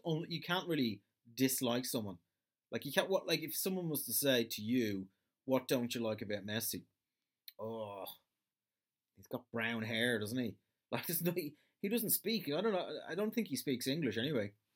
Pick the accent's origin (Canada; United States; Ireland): Ireland